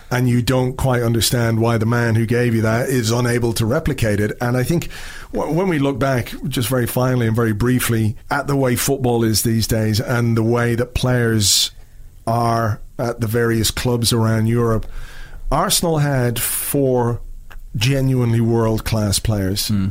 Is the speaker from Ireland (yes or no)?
yes; Dublin, Leinster, Ireland; moved away; also born or lived in Spain